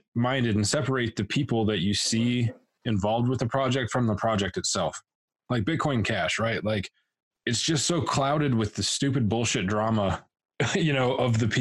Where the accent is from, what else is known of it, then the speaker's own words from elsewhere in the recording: Montana, United States; I'm from Montana, born and raised